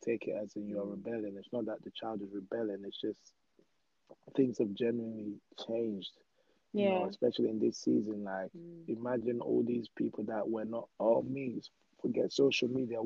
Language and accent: English; Ghana; also born or lived in Peckham, London; now in United Kingdom; I grew up in Ghana